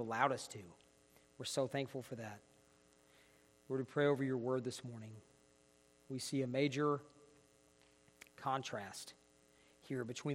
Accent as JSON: {"language": "English", "region": "northeast Georgia", "country": "United States", "moved": "as an adult", "lives_now": "Clovis, United States", "said": "So we're here from Georgia, northeast Georgia"}